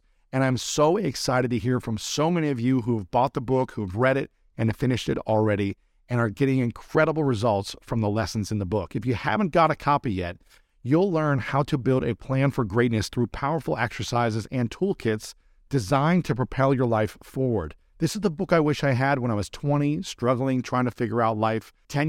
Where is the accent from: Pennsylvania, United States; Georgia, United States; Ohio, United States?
Ohio, United States; Delaware; Your wife grew up in the same, essentially, neighborhood that I grew up in Delaware, Ohio.